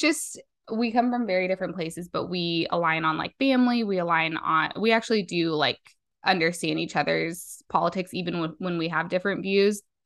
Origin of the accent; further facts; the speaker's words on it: Las Vegas, Nevada, United States; I'm from Las Vegas, Nevada